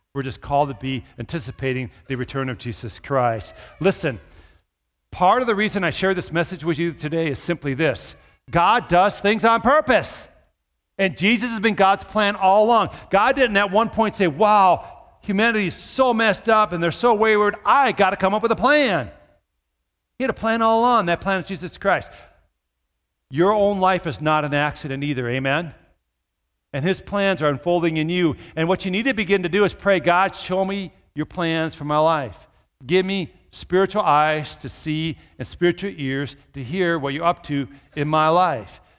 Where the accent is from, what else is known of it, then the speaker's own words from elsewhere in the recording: Minnesota, United States; moved away; also born or lived in southern Iowa / Brookings, South Dakota; I grew up in Minnesota